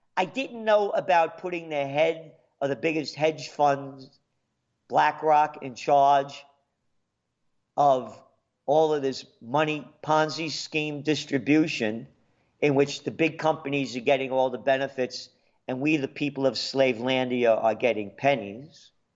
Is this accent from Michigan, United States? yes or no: no; New York City, New York, United States; born in the Bronx